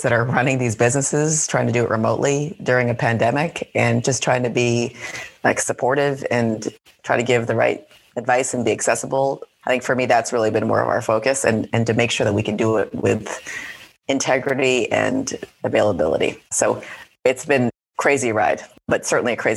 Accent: Huntington Beach, California, United States; I grew up in Southern California in Huntington Beach

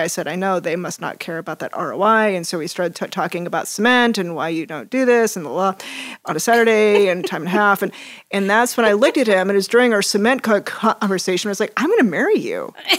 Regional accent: Hays, Kansas, United States; grew up in a building family in western Kansas. Um, shout out to my hometown, Hayes. Woo! Hayes, Kansas

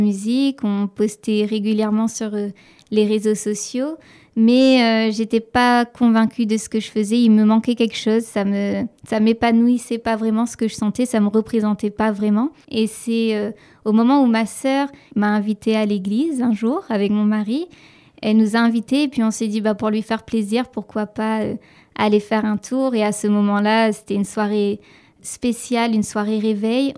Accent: Saint-Joseph, Réunion; also born or lived in Quebec; je viens de l'île de la Réunion, plus précisément euh, du sud de l'île, d'une petite ville qui s'appelle Saint-Joseph.

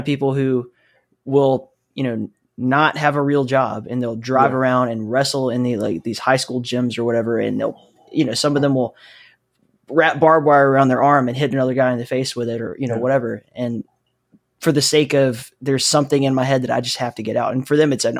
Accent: Alabama, United States; I grew up in the Southeast, and it is not a thing there.

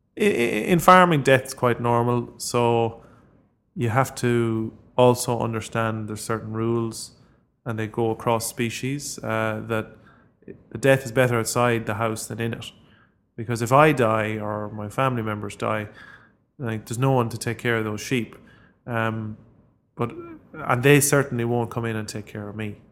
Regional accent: Ireland; as Irish people

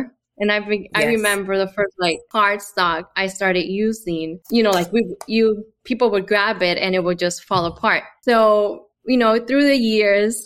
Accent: Honduras; moved away; I'm from Honduras

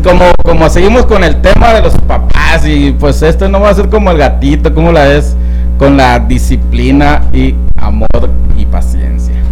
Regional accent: Sonora, Mexico; also born or lived in Nogales, Sonora; allá en mi pueblo, por cierto, un saludo a Citagua y Sonora

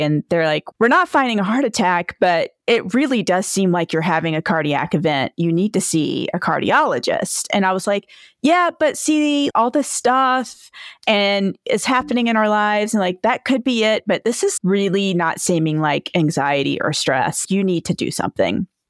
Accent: Edenton, North Carolina, United States; now in Victor, Idaho, United States; I am originally from Edenton, North Carolina. It's near the Outer Banks of North Carolina

